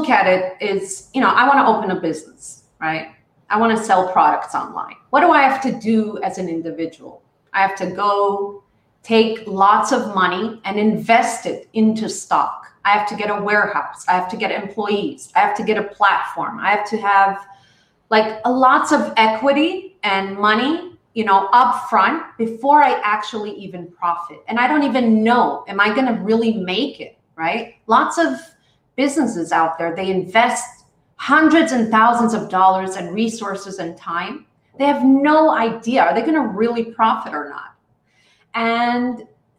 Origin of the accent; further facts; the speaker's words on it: New York City, New York, United States; moved away as an adult; now in Israel; I grew up in New York, part in Brooklyn. Sometimes I was in Manhattan. So I'm a real New Yorker